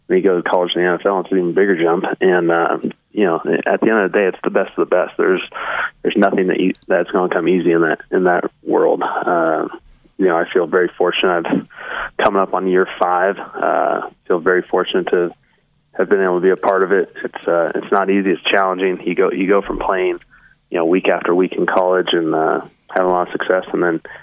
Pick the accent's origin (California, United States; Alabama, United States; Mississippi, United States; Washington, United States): Washington, United States; Prosser; I grew up in a small town called Prosser, Washington